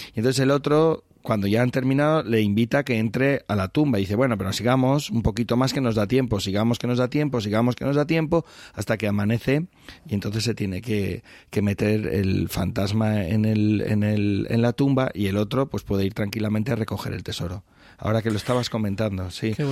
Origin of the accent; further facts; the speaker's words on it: La Alcarria, Castilla-La Mancha, Spain; la Alcarria, mi tierra